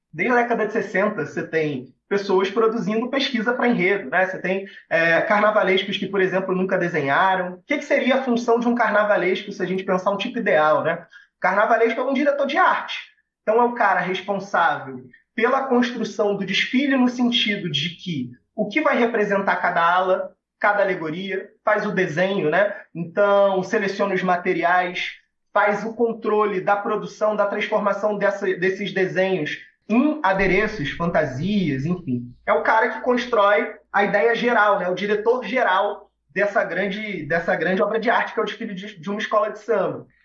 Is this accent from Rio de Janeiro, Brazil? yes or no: yes; Rio de Janeiro, Brazil; nasci no Andaraí, sou salgueirense, numa família de salgueirenses, cresci no Salgueiro